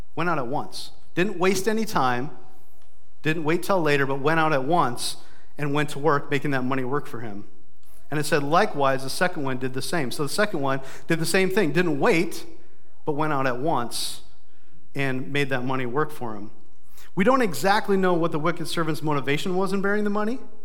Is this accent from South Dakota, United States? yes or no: yes; Brookings, South Dakota, United States; also born or lived in Sioux Falls, South Dakota; my hometown of Brookings